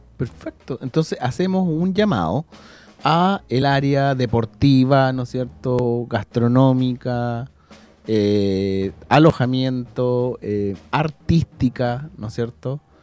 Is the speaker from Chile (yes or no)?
yes; Chile; A los chilenos siempre se nos pega cuando vamos para todos lados